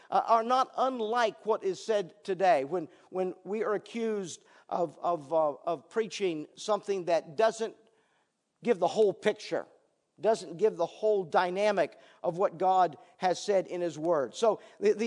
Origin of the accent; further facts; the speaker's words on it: Northern Virginia, United States; moved away as an adult; also born or lived in Canada; I was born and raised in Virginia on a gravel road here in Northern Virginia, back when Guinea Road was a gravel road